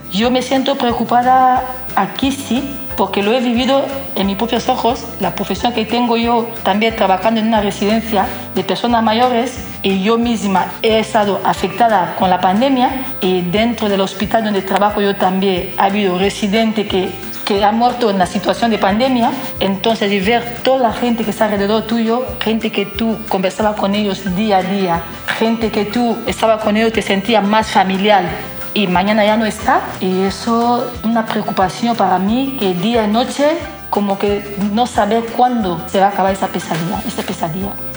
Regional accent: DR Congo; now in Donostia, Spain; no te diría que mi corazón está en el Congo, porque en el Congo no estoy viviendo

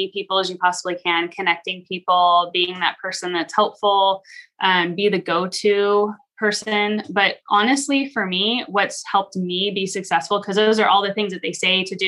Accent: California, United States; now in Idaho, United States; I am from California originally, but I've been in Idaho for 17 years

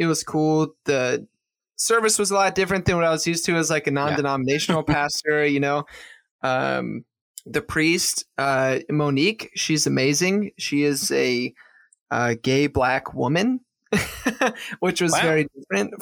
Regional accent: Maryland, United States; moved away as an adult; also born or lived in Pennsylvania / South Florida; I'm from Maryland. So I moved from Maryland to South Florida

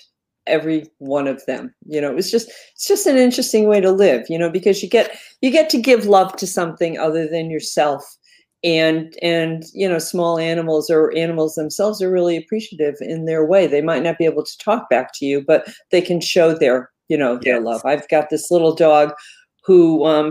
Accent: Connecticut, United States; I'm a lifelong resident of Connecticut, and I like it

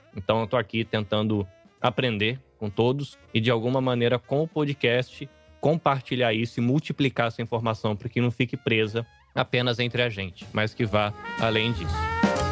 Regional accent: Brazil; also born or lived in Northeast Brazil / São Paulo; now in Japan; a gente, olhando como brasileiro

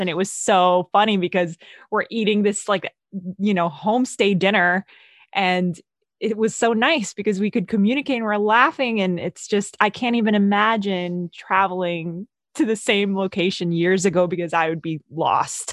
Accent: Philippines; I'm from the Philippines

